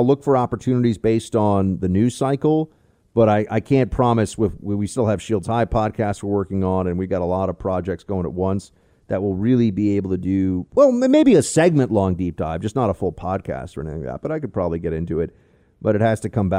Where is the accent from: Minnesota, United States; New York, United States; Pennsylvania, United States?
New York, United States; New York City; I was born in New York City in Manhattan.